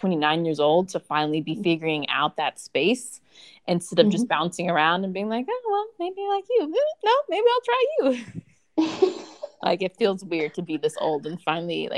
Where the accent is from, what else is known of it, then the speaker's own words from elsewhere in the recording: United States; now in Germany; I am American and English speaker